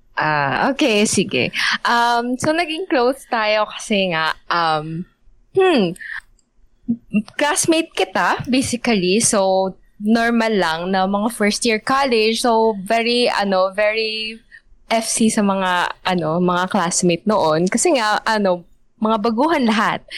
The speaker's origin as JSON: {"language": "Tagalog", "town": "Cainta", "region": "Calabarzon", "country": "Philippines", "said": "taga Kainta ko"}